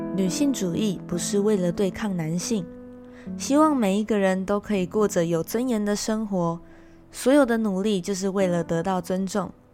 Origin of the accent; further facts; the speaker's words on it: Taiwan; 从小在台湾长大的我